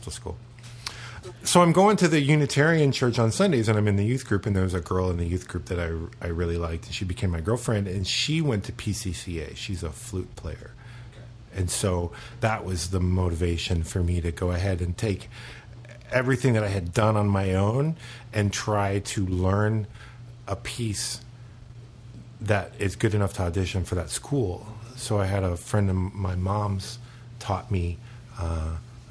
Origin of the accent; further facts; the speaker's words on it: Florida, United States; also born or lived in Charleston, South Carolina; I'm from here. I mean, I was born in Charleston, South Carolina, but we moved here when I was four, so maybe three.